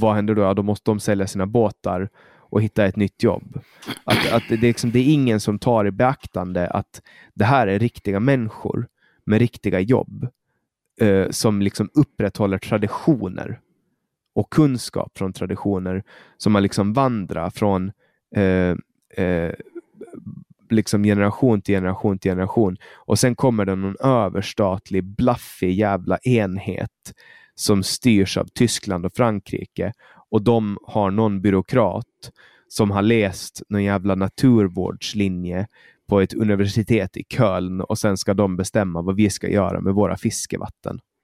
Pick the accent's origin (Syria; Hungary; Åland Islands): Åland Islands; moved away as an adult; also born or lived in Stockholm, Sweden; jag flyttade bort från Åland